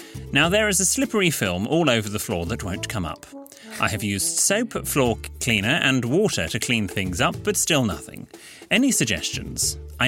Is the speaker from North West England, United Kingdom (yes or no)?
yes; North West England, United Kingdom; Whereas I am from Lancashire and went to the local high school, where being posh meant you have your beer in a glass instead of a can.